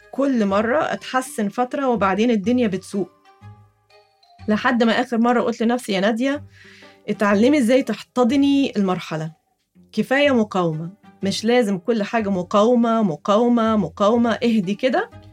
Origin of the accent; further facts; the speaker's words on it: Egypt; وأنا كمصرية أصيلة